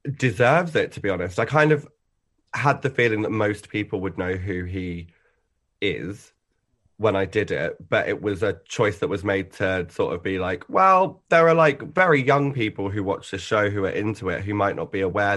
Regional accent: Essex, East of England, United Kingdom; I grew up in Essex, which was honestly a lovely pa-, place to sort of, like, grow up

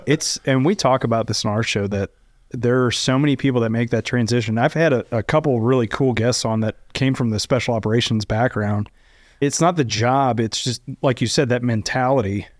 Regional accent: Kentucky, United States; moved away as an adult; also born or lived in Texas; now in Dallas, United States; grew up in Kentucky, so I'm not a Texan

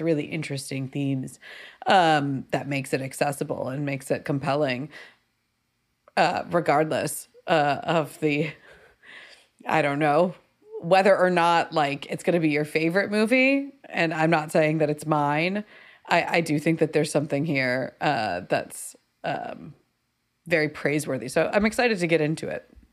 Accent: United States; as an American viewer

